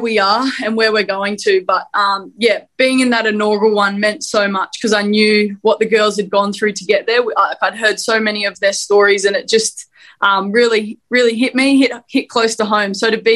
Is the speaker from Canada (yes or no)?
no; Brisbane, Queensland, Australia; I grew up in Brisbane